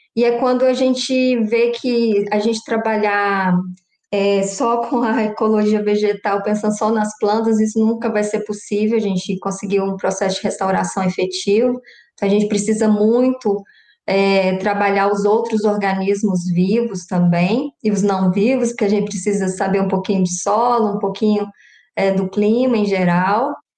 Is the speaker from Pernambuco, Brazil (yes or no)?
no; Belo Vale, Minas Gerais, Brazil; moved away as an adult; also born or lived in Montes Claros / Lavras; now in São João del Rei, Brazil; Eu sou natural de Belo Vale, uma cidadezinha próxima a BH.